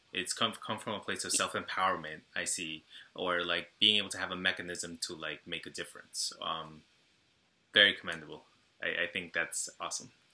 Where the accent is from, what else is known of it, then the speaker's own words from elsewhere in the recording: Brentwood, New York, United States; I'm Ecuadorian and Guatemalan myself, but um, you know, I grew up in a very Salvadoran town on Long Island